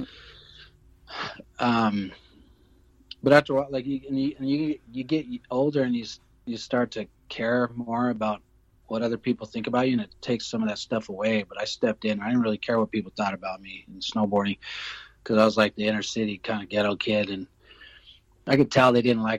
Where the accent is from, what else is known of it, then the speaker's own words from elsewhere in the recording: Denver, Colorado, United States; I'm from Denver.